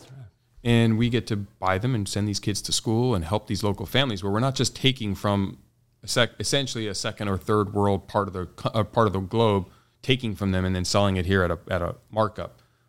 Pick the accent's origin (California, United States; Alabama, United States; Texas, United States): California, United States; San Diego; San Diego, born and raised, native.